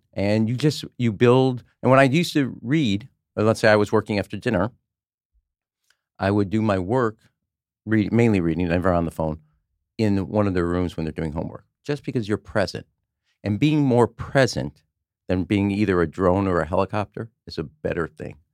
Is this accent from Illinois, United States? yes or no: yes; Chicago, Illinois, United States; I'm from Chicago